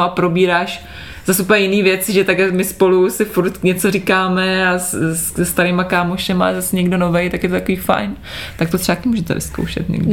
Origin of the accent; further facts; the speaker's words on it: Prague, Czechia; jsem z Prahy